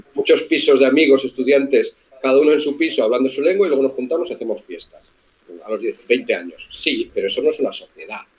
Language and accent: Spanish; Spain; como españoles